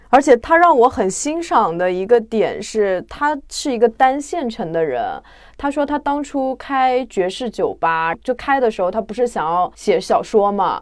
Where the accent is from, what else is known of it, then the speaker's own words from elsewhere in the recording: Jiangsu-Zhejiang area, China; 困觉是一个我们江浙那边的术语，啊。就是我那边叫快钩